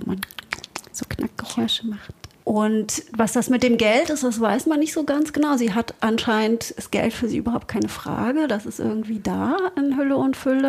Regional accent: Berlin, Germany; Also ich bin sehr katholisch aufgewachsen in Berlin

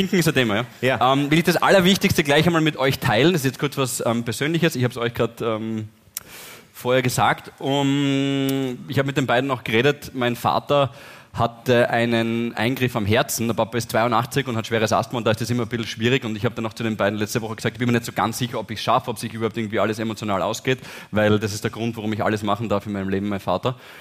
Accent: Styria, Austria; wir sind Steirer

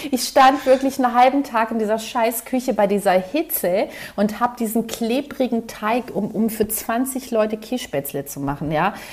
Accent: Southern Germany, Germany; Und ich bin ja in Süddeutschland groß geworden

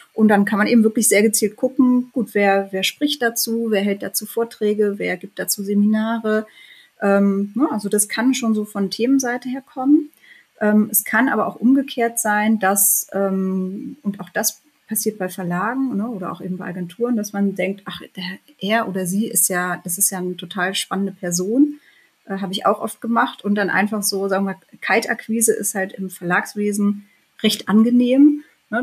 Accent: Bielefeld, North Rhine-Westphalia, Germany; moved away; ich bin in Bielefeld geboren und aufgewachsen, habe da auch noch angefangen zu studieren

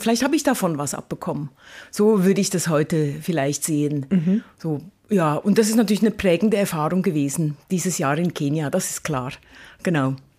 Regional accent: Lucerne, Switzerland; moved away as an adult; also born or lived in Mombasa, Kenya / Cologne / Hamburg / Leipzig; now in Karlsruhe, Germany; ich bin in einem kleinen Häuschen aufgewachsen in der Stadt Luzern mit fünf Geschwistern

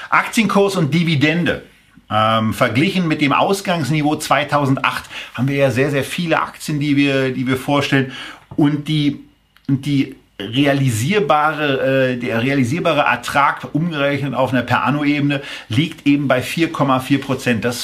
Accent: Berlin, Germany; Ich bin Berliner. Ich motze

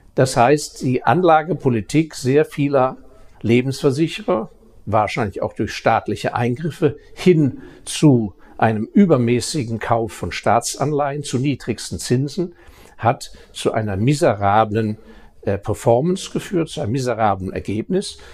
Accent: Baden-Württemberg, Germany; Ich als äh, Badener

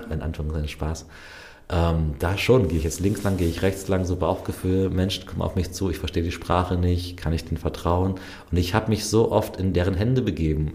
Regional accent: Germany; wo kommst du her? Deutschland

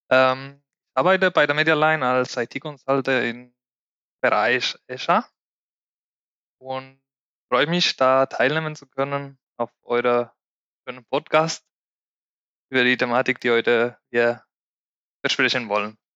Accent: Spain; German is a second language; now in Germany; Ich komme ursprünglich aus Spanien, bin gebürtiger Spanier. Und vor neun Jahren kam ich nach Deutschland mit dem Ziel, Deutsch zu lernen.

